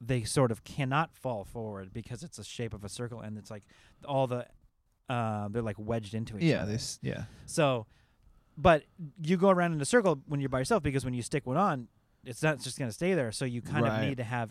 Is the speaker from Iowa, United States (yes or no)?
no; Seattle, Washington, United States; moved away; I'm from the Seattle area